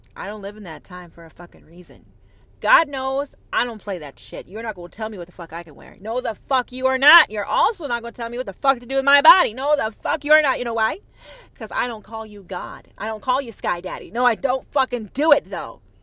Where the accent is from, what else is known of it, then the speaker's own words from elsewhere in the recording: United States; I'm an American